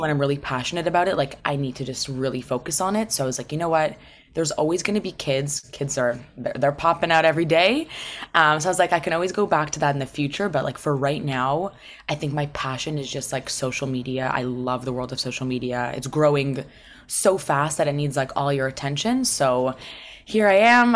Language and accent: English; Toronto, Ontario, Canada; I was born and raised in Toronto.